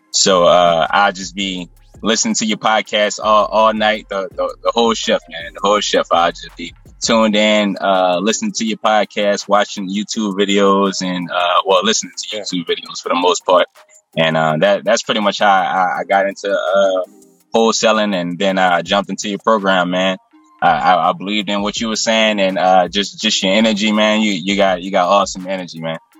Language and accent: English; New Orleans, Louisiana, United States; I'm from the West Bank of New Orleans, Louisiana